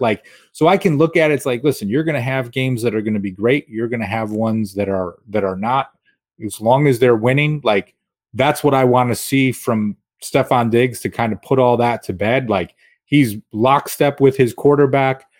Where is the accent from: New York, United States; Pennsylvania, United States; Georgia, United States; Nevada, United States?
New York, United States; Rochester; I'm from Rochester and a Bills fan